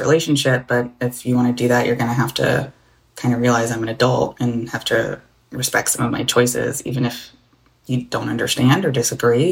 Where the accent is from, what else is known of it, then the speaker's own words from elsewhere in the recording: the South, United States; I grew up in the South, and so my dad's from the Caribbean